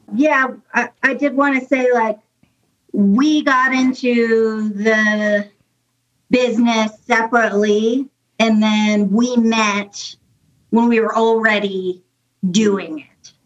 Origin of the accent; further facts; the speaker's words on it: North Idaho, United States; also born or lived in Las Vegas; now in Idaho Falls, United States; I usually just say North Idaho because I spent from like second grade to high school there